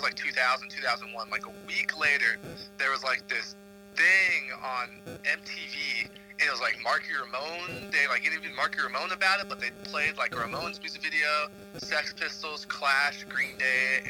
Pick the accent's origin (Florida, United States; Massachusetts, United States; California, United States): California, United States; Los Angeles; now in Washington, DC, United States; I'm from the Southern California, like the Los Angeles area.